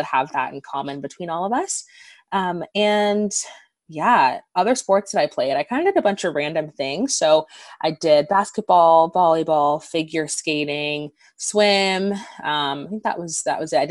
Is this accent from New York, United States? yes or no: no; Southern California, United States; moved away as an adult; also born or lived in Seattle; where I grew up in Southern California